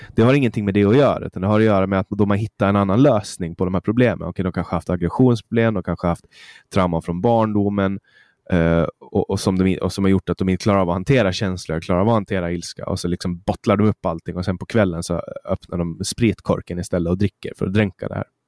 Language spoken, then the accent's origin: Swedish; Mariehamn, Åland Islands; Mariehamn där jag kommer ifrån